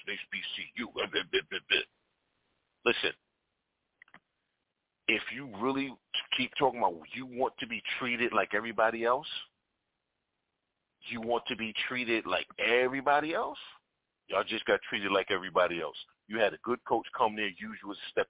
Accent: New York, United States; moved away as an adult; also born or lived in Tennessee; growing up in New York

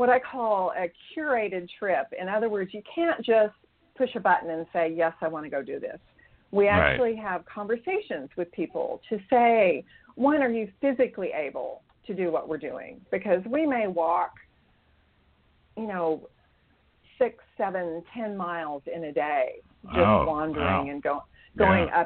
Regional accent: Bethany, Oklahoma, United States; I was raised in Bethany, Oklahoma, which is really Oklahoma City

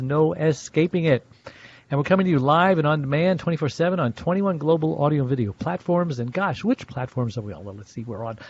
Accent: Los Angeles, California, United States; So I'm from the City of Angels in Los Angeles.

